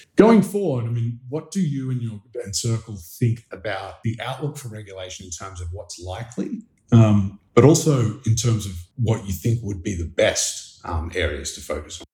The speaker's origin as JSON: {"language": "English", "country": "Australia", "moved": "yes", "lives_now": "New York City, United States", "said": "I'm an Australian journalist based in New York City"}